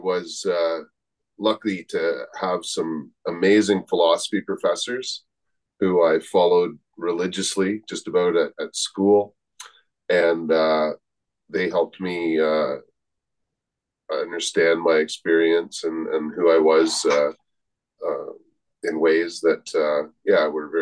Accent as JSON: {"language": "English", "region": "Ontario", "country": "Canada", "tie": "born or raised there", "moved": "as an adult", "lives_now": "Victoria, Canada", "said": "I grew up in Ontario, not far from Michigan"}